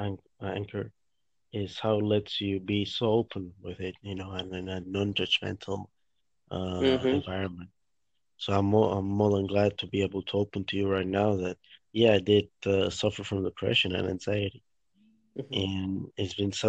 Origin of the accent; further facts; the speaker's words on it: Spain; moved away as an adult; also born or lived in Florida / Lauderdale; now in Los Angeles, United States; I'm from Spain